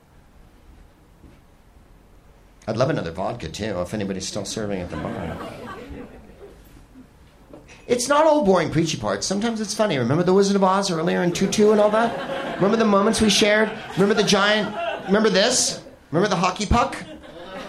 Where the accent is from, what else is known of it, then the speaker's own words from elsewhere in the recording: United States; as an American